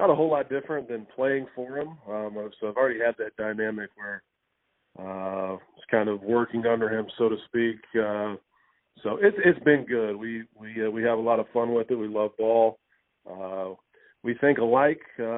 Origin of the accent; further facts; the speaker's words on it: Louisville, Kentucky, United States; growing up in Louisville